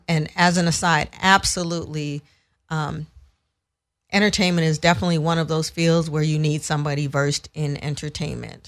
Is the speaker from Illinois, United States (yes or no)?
no; San Francisco, California, United States; moved away as an adult; now in Los Angeles, United States; I grew up in San Francisco, and went to school out there. I've lived in L A a long, long time, though, so I call L A home